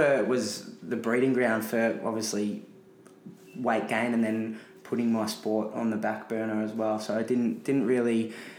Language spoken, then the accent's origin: English; Melbourne, Victoria, Australia; I had an easy childhood growing up in Airport West of Melbourne, Australia